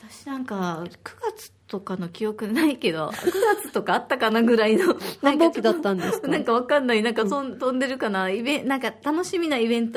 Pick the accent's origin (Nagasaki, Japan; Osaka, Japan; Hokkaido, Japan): Osaka, Japan; now in Okinawa, Japan; 私は大阪出身で小学5年生と3年生の2人の子育てをしています。